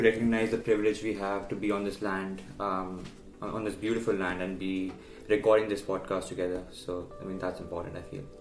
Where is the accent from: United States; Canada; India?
India; as an Indian